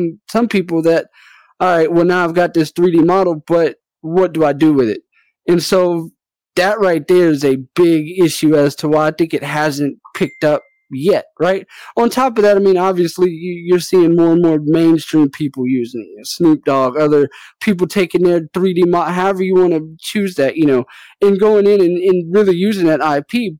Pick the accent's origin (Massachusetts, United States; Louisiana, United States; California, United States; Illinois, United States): Louisiana, United States; New Orleans; moved away; I'm originally from New Orleans